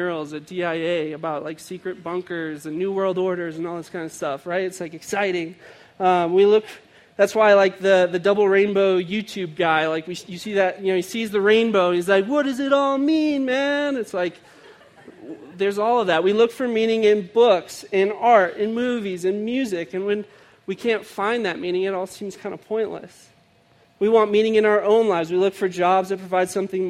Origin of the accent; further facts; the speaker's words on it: outside of Chicago, Illinois, United States; I grew up outside of Chicago